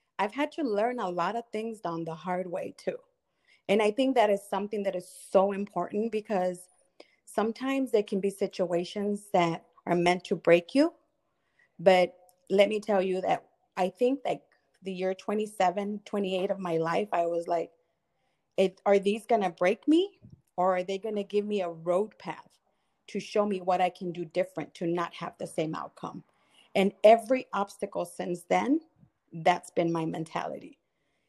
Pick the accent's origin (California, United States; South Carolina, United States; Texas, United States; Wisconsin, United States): Texas, United States; moved away; also born or lived in Florida / Michigan; I was raised in Texas. I was born in Florida